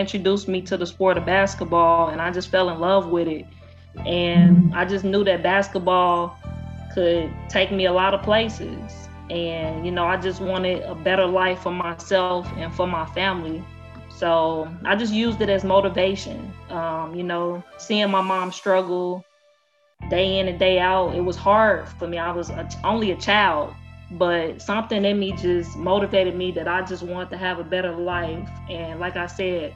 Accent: Chicago, Illinois, United States; born or raised there; moved away as an adult; also born or lived in Louisiana

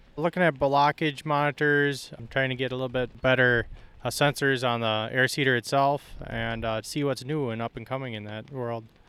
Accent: Stuart, Minnesota, United States; I am from Stuart, Minnesota. We run corn and soybeans

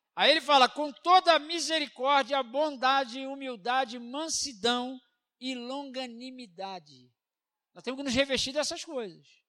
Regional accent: Brazil; nós somos brasileiros

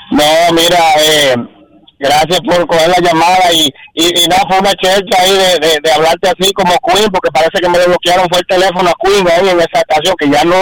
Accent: Santiago de los Caballeros, Santiago, Dominican Republic; now in Boston, United States; somos de Santiago

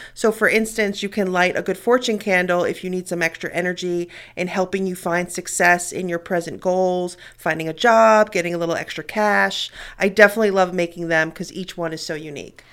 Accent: New York City, New York, United States; moved away; Growing up in New York City, I was exposed to a lot

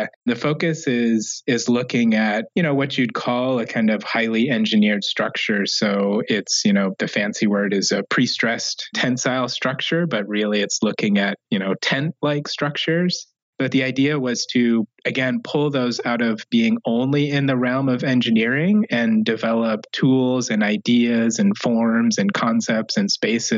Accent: Syracuse, New York, United States; moved away as an adult; also born or lived in St. Louis, Missouri; now in Detroit, United States; I grew up in Syracuse, New York

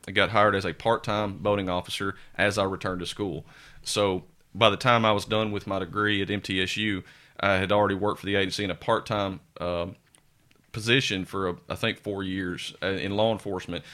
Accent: Sumner County, Tennessee, United States; also born or lived in Scott County, Tennessee; I grew up in Sumner County, have family there

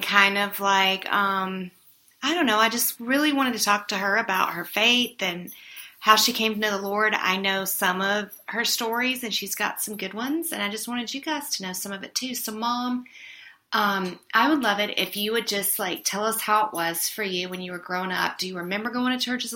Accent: Mississippi, United States; now in Colorado, United States; I was down in my hometown of Mississippi

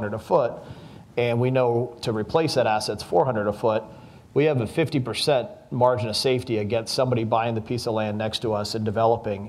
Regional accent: Las Vegas, Nevada, United States; I was born and raised in Las Vegas and grew up in the brokerage business here.

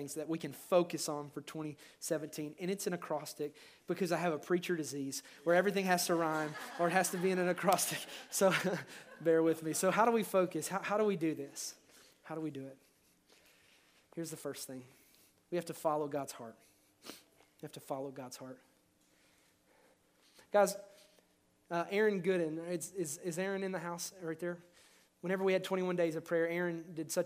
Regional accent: Kentucky, United States; I grew up in Kentucky

